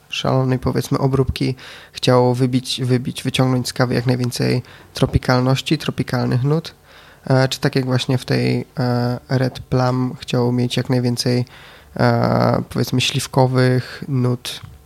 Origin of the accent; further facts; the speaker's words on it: Wrocław, Lower Silesian Voivodeship, Poland; Jestem z Wrocławia, jestem z palarni Etno Cafe